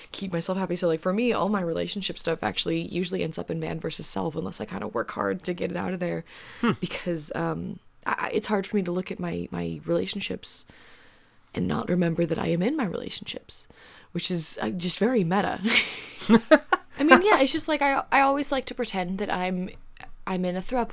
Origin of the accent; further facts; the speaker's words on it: Georgia, United States; I was raised in Georgia